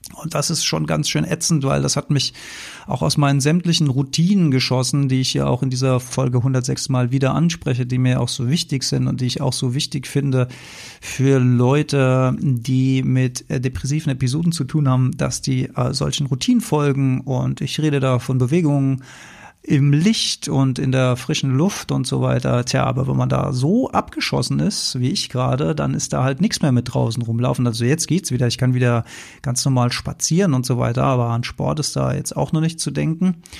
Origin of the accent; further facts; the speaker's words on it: Mainz, Rhineland-Palatinate, Germany; bin ich ja hier Mainzer